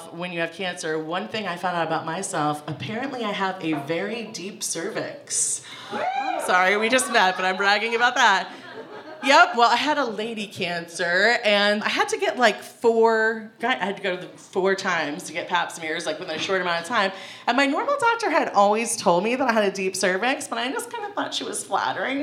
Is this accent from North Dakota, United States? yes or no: no; Ohio, United States; moved away; I'm from Ohio